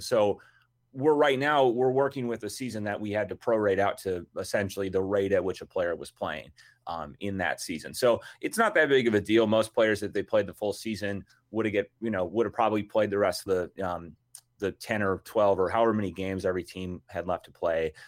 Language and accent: English; Minnesota, United States; I'm from Minnesota.